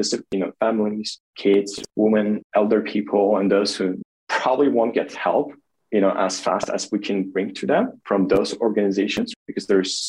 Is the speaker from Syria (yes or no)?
no; Kharkiv, Kharkiv Oblast, Ukraine; born or raised there; now in Kyiv, Ukraine